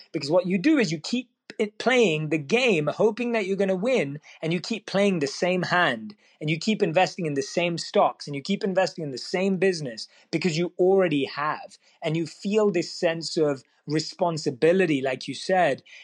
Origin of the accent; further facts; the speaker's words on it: London, United Kingdom; one of few minority Indians in my school in my area in London, where I was born and raised, London, England